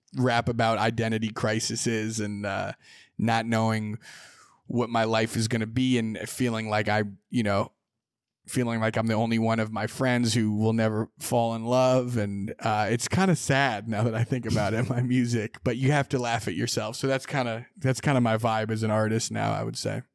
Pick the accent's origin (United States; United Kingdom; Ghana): United States; Sonoma, California; growing up in Sonoma, I played basketball a lot